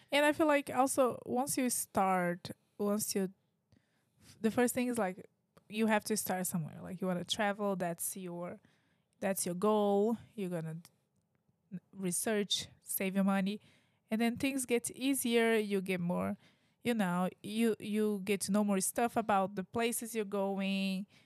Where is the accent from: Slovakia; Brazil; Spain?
Brazil; English is a second language; now in United States; I'm from Brazil, like, I've a, like, I had a very different life in Brazil than what I have right now